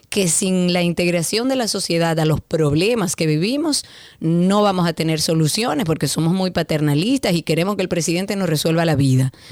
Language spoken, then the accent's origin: Spanish; Dominican Republic